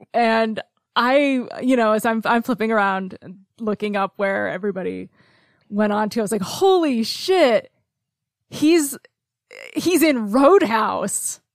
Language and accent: English; Cobleskill, New York, United States; also born or lived in Oklahoma; now in Oneonta, United States; my hometown of Cobleskill